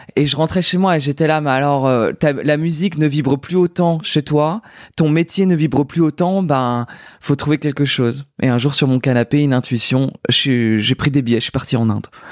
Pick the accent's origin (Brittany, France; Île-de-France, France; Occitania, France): Brittany, France; now in Paris, France; J'ai quitté la Bretagne où je chantais devant les vaches autour des dans les champs. Enfin j'habitais pas dans les champs, mais en tout cas ma, maison était au milieu des champs.